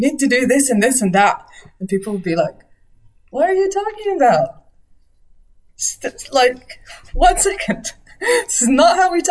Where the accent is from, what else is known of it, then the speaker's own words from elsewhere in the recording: Nazareth, Northern District, Israel; also born or lived in Haifa / London; Home was Nazareth then. I was born in Nazareth, I moved to Haifa, and then I came back